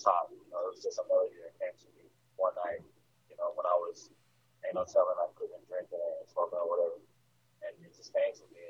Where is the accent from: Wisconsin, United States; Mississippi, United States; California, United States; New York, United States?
Mississippi, United States; also born or lived in Germany; That's where I've spent the majority of my life. I wasn't born here, but I spent the majority of my life